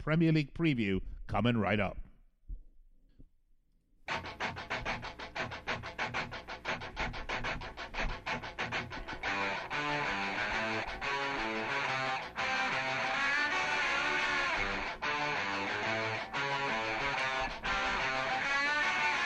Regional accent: Las Vegas, Nevada, United States; the casinos here in my hometown of Las Vegas

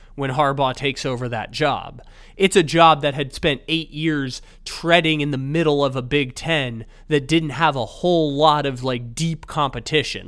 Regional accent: San Diego, California, United States; my hometown, the six one nine of San Diego.

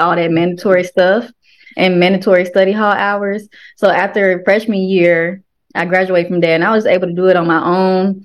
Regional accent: Memphis, Tennessee, United States; I'm from Memphis

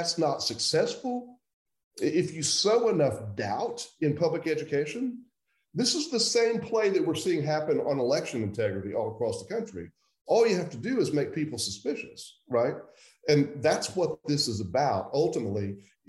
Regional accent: suburb of Oklahoma City, Central Oklahoma, United States; So I grew up in Central Oklahoma. I was born in 1961, so I'm 60 years old. I grew up largely in a suburb of Oklahoma City

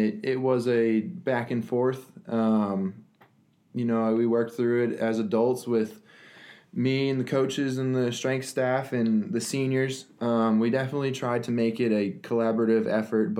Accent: Littleton, Colorado, United States; now in Texas, United States; I grew up in Littleton, Colorado, a suburb outside of Denver.

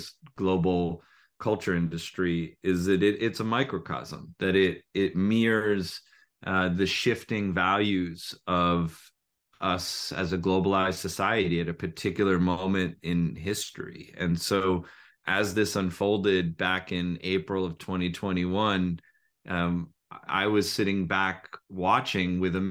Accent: United States; an American who is a soccer fan, a football fan, and played soccer

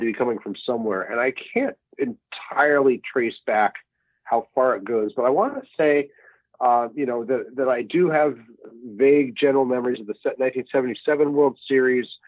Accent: Salt Lake City, Utah, United States; moved away as an adult; also born or lived in Seattle; now in New York, United States; raised in oh. Salt Lake City, so I grew up watching minor league baseball

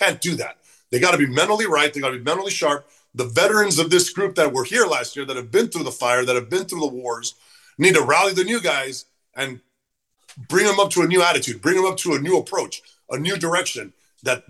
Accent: Southern California, United States; being from SoCal

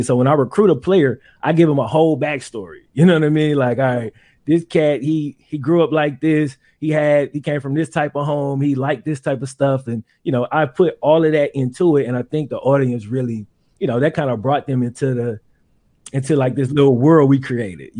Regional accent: Mississippi, United States; I grew up in Mississippi

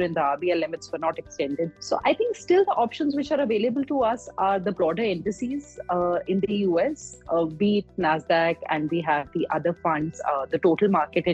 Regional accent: India; as an Indian investor

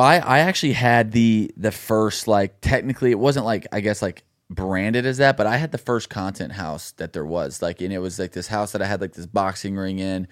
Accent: Dallas, Texas, United States; moved away as an adult; also born or lived in Los Angeles; now in Nashville, United States; my hometown in Dallas

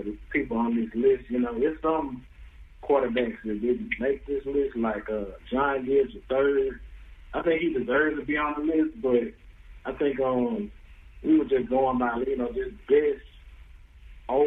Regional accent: Meadville, Mississippi, United States; I'm from Franklin, County, Mississippi

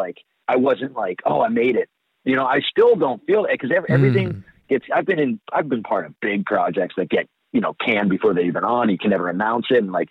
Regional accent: Boston, Massachusetts, United States; accent: thick Boston; moved away; I grew up in Boston

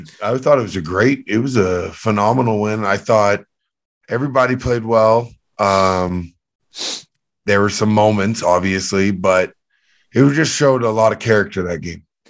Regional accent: Canada; I'm from Canada

